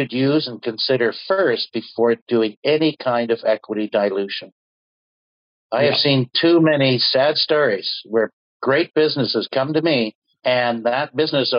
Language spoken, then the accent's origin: English; Canada; also born or lived in United States; I was conceived in Norway, born and raised in Canada, and I spent a good part of my career in the U.S.